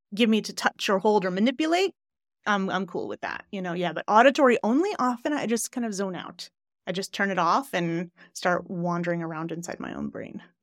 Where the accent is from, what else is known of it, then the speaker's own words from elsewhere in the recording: Glens Falls, New York, United States; moved away; I lived, I don't know if you know Glens Falls. Do you know Queensberry area